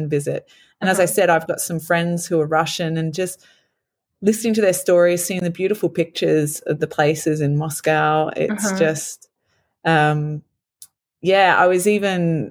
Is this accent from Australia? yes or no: yes; Australia; moved away; growing up in Australia